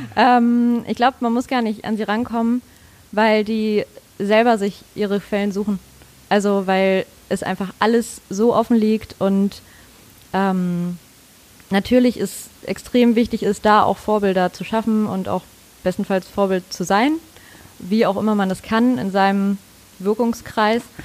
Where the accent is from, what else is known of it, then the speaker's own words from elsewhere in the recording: Mecklenburg-Vorpommern, Germany; moved away as an adult; now in Hamburg, Germany; Ich komme aus Mecklenburg-Vorpommern